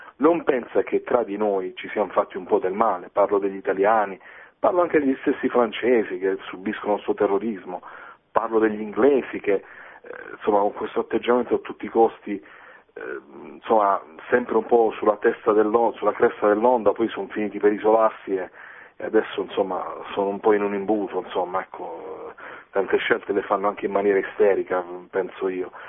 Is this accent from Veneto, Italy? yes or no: no; Foggia, Apulia, Italy; moved away; also born or lived in Bologna; io sono di Foggia, eh, sono stato quasi 14 anni a Bologna, e dai miei compaesani